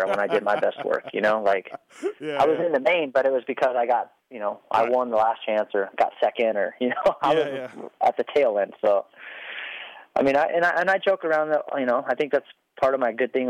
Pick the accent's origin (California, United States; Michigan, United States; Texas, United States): California, United States; El Cajon; growing up in El Cajon